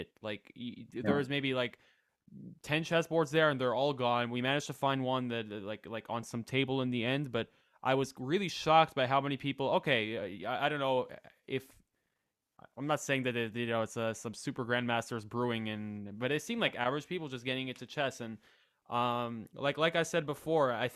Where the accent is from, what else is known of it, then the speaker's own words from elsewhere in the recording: United States; moved away as an adult; now in Denmark; I'm from the United States